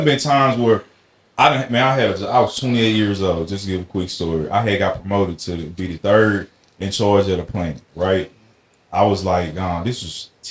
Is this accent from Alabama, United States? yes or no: yes; Alabama, United States; I'm from Alabama